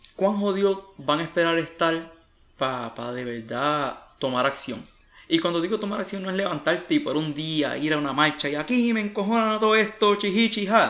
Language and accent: Spanish; Puerto Rico; moved away; soy un puertorriqueño que está fuera de la isla